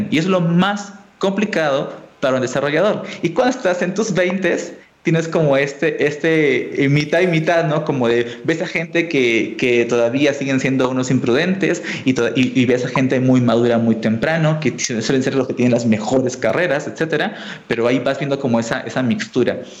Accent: Colombia; Yo vengo de Colombia y esta palabra no, no, es tan dura

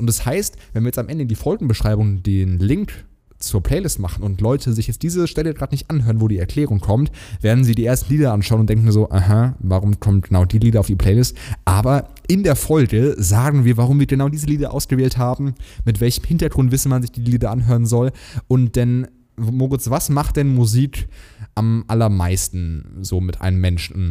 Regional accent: Hesse, Germany; also born or lived in Plattling; ich komme aus Hessen, ich darf SCH sagen

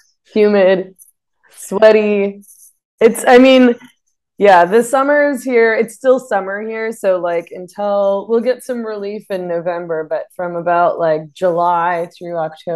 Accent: Vancouver, British Columbia, Canada; moved away as an adult; now in Sayulita, Mexico; I was born in Vancouver.

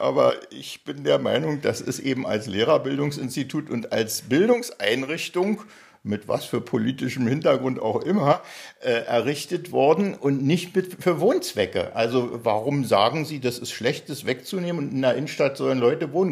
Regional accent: Potsdam, Brandenburg, Germany; erstmal bin ich gebürtiger Potsdamer

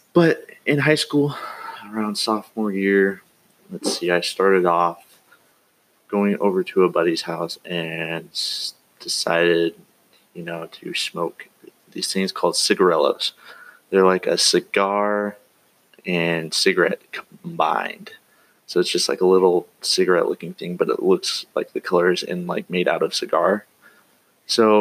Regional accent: Eastern Oregon, United States; moved away as an adult; also born or lived in Cove, Oregon; I grew up in Oregon, actually in Eastern Oregon. Lived there for about 18 years, and then moved around

